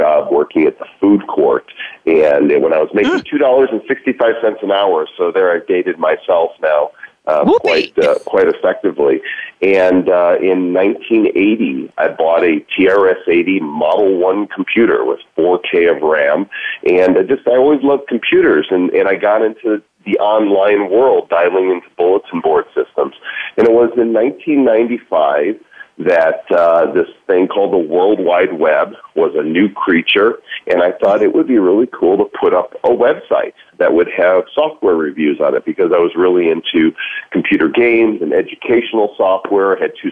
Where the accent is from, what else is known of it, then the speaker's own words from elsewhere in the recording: Northbrook, Illinois, United States; I grew up in Northbrook, Illinois, which is the Chicago North Shore suburban area